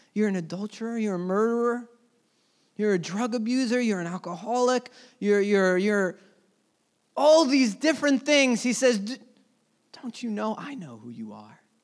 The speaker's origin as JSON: {"language": "English", "country": "United States", "said": "as an American church"}